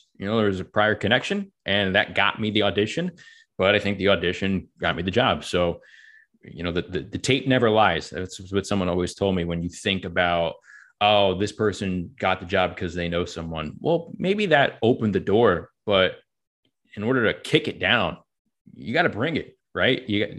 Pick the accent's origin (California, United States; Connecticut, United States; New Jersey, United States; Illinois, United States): New Jersey, United States; And again, I'm a kid from Northern New Jersey. So living in Mobile, Alabama was, it was a culture shock for sure.